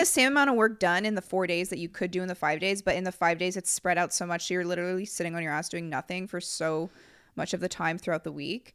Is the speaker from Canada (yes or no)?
yes; Canada; we're from Canada